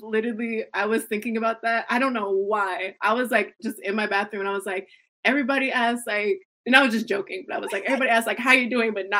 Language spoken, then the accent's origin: English; Grand Rapids, Michigan, United States; Born and raised Grand Rapids. So I'm like 2 hours away from Detroit.